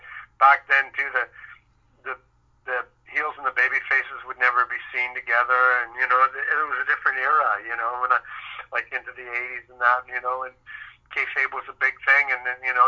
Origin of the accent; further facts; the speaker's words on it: Victoria, British Columbia, Canada; also born or lived in Vancouver; I grew up in Victoria and then moved to Vancouver, and I lived in the Marple area